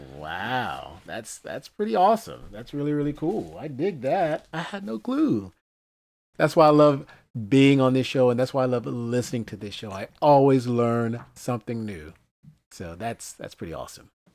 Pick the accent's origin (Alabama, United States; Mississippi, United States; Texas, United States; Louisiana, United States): Mississippi, United States; Greenville; When I was a kid growing up in Greenville, Mississippi